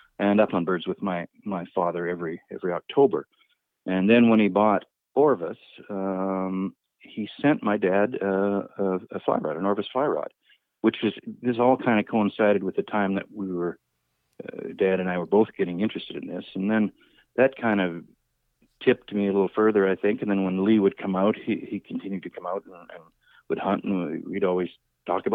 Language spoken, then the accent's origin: English; Edmonton, Alberta, Canada; moved away as an adult; now in Southern Alberta, Canada; I grew up in Edmonton in Alberta